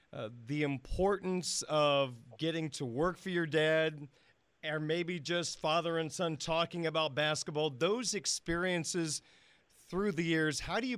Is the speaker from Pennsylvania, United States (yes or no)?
no; Illinois, United States; when I was growing up in Illinois